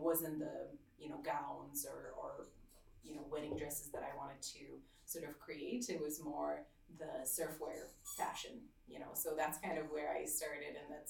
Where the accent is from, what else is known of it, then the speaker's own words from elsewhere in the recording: Slovakia; now in Canada; I grew up in Slovakia